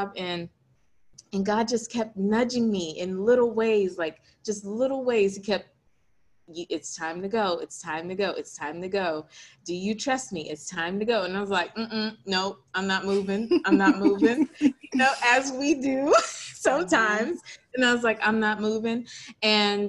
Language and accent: English; Hampstead, North Carolina, United States; I am originally from a country town called Hempstead, North Carolina.